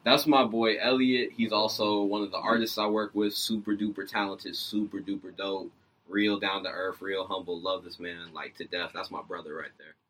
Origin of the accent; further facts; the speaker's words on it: Decatur, Georgia, United States; I'm from Decatur. Okay, so I'm from Georgia.